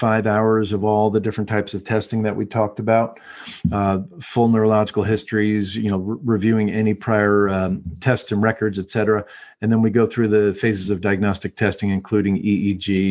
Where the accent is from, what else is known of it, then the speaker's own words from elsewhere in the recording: United States; as American humans